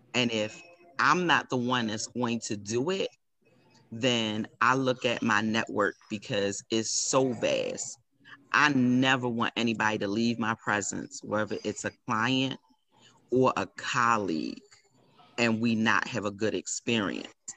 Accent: Baltimore, Maryland, United States; I am proud to be from Baltimore

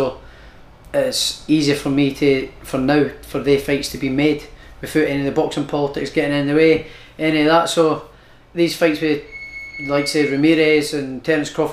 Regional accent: Prestonpans, Scotland, United Kingdom; I'm from Preston Pans.

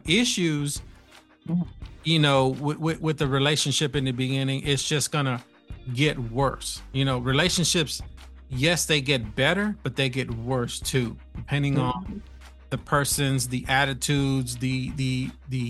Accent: New York, United States; moved away; I was from New York

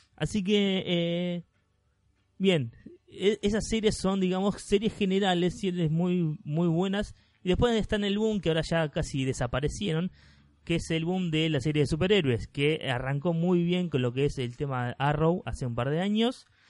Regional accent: Argentina; somos argentinos

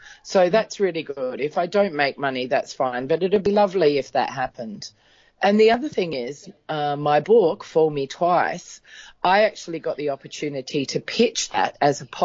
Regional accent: Adelaide, South Australia, Australia; my hometown in Australia, which is Adelaide

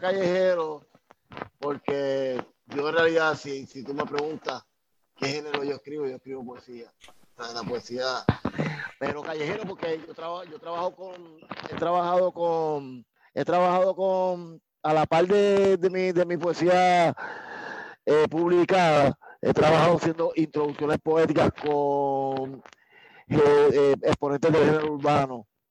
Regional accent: San Juan, Puerto Rico; Soy de, me crié en Caparraterra, en San Juan, Santurce, Puerta de Tierra, Puerto Nuevo, toda la área metropolitana, soy la capital. Crecí en la capital del país.

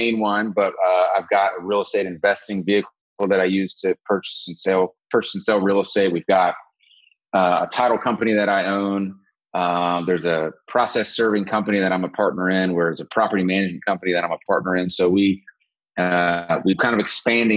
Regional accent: Athens, Georgia, United States; I grew up in Athens, Georgia

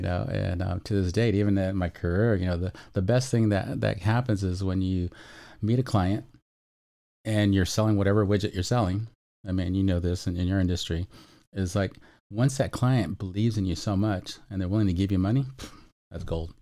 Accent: Chula Vista, California, United States; also born or lived in North County San Diego; I'm Chula Vista gra-, raised, born and raised, hospitaled, and, um, now I'm, of course, in North County

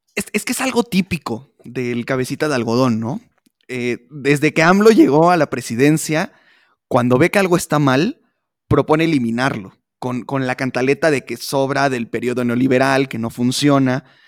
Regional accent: Atlacomulco, State of Mexico, Mexico; yo soy de Atlacomulco, muy cerca de Michoacán

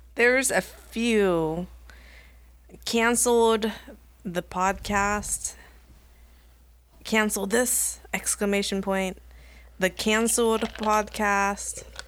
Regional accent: Sacramento, California, United States; also born or lived in Elk Grove, California / Chico, California; now in Sacramento, United States; I moved from Meadowview to Elk Grove

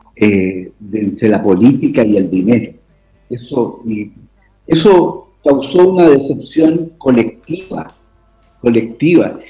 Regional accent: Chile; como chilenos

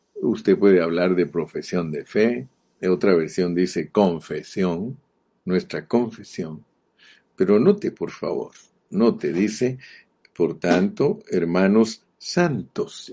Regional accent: Morales, Izabal, Guatemala; Yo nací en Morales, Izabal

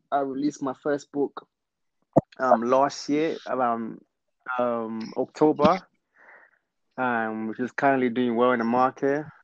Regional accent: London, United Kingdom; also born or lived in Congo; Um, hmm. of, of course I'm from Africa. Yeah. Congo. I was born there, and I came in London uh, at the age of eight years wow. old. So, um, of course, now I can say I'm a Londoner

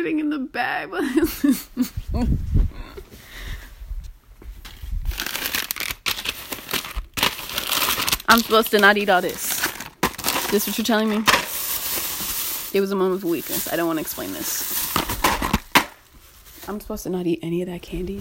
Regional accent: United States; I'm an American

